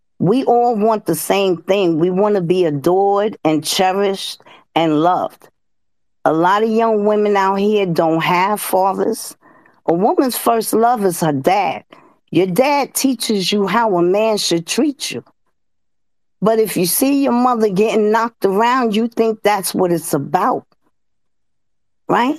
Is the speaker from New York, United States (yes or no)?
yes; New York City, New York, United States; I'm born and bred in the South Bronx